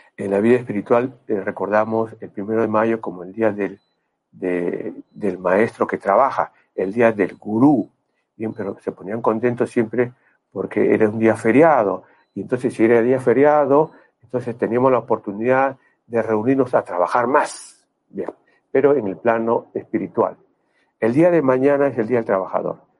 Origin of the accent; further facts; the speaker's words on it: Peru; moved away as an adult; En el año 92 yo me fui del Perú, tuve la oportunidad, la suerte de irme del Perú